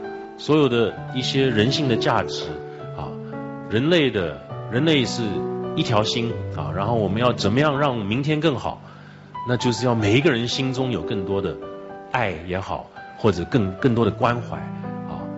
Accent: Taiwan; 大家好，我来自台湾啊

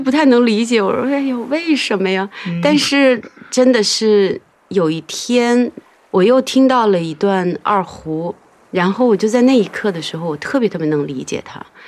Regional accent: Handan, Hebei, China; moved away as an adult; also born or lived in Beijing; 我是在河北邯郸长大的

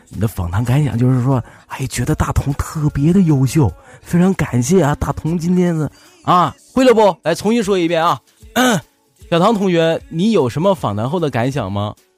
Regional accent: Northeast China, China; accent: Northeastern; 我是，哎，你听我口音，你听不出来我是哪里人吗？ 东北旮旯的。 对呀，东北这旮瘩的，不是旮旯的。

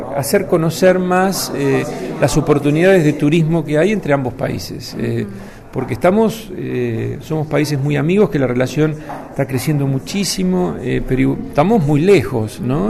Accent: Argentina

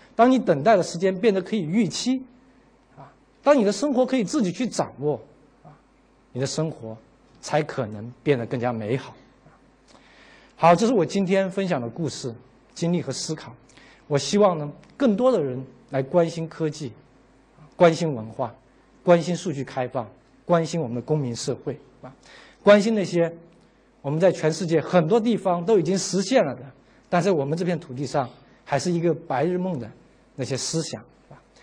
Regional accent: China; 我们中国人，啊，我们是个差不多先生

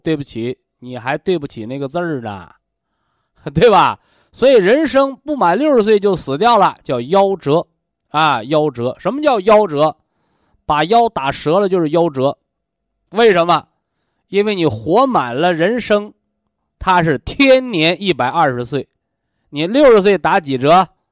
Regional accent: China; 我们身为中国人

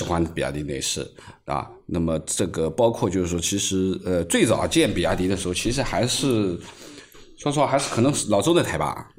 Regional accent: China; 作为一个中国人

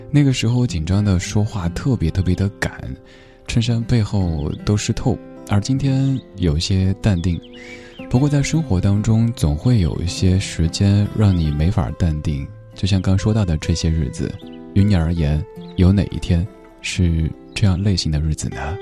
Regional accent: Chengdu, Sichuan, China; moved away; 我的家乡也在成都，好久没有回成都了，挺想念的

